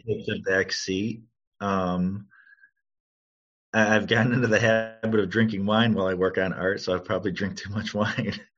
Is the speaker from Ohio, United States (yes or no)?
yes; Cleveland, Ohio, United States; growing up you know in cleveland taking art classes at the cleveland museum of art